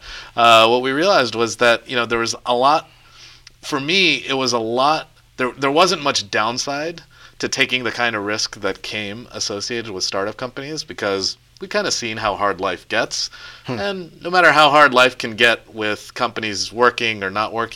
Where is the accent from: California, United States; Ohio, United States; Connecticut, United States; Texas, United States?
Texas, United States; Dallas; also born or lived in Poughkeepsie, New York; I grew up in Texas. I was born in New York, actually right around here. I was in Poughkeepsie. But I grew up and I ended up moving to Texas when I was really young and grew up there.